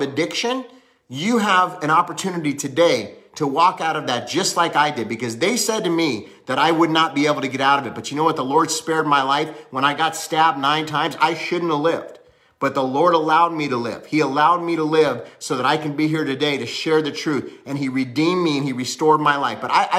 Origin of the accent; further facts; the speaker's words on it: Hollywood, California, United States; also born or lived in Cincinnati; I was born in Cincinnati, but I lived in Cali for most of my life. I went to high school there, I was raised up there in Hollywood